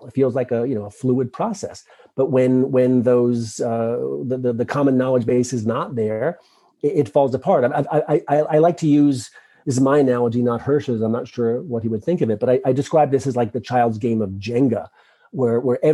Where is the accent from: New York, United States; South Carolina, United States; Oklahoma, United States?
New York, United States; Long Island; growing up in Long Island